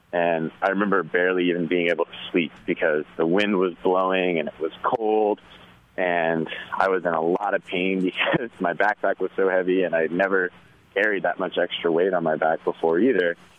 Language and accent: English; Tallahassee, Florida, United States; moved away; also born or lived in Asheville, North Carolina; I'm originally from Tallahassee, Florida, and uh, I was always a really outdoorsy kid